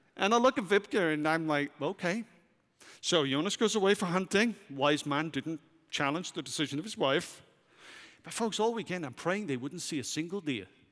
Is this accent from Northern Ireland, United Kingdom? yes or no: no; Wales, United Kingdom; moved away as an adult; now in United States; as a Welshman